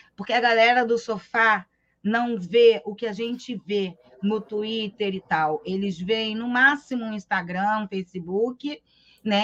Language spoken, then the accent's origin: Portuguese; Rio de Janeiro, Brazil; eu também sou carioca